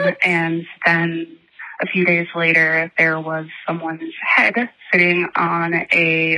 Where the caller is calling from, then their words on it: Minneapolis, Minnesota, United States; I'm calling from Minneapolis.